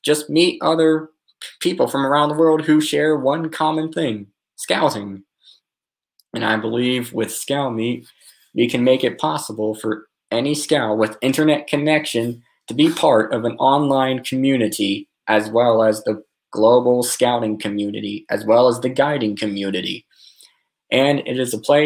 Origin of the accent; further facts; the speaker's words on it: Atlanta, Georgia, United States; I'm from Atlanta, Georgia, of the United States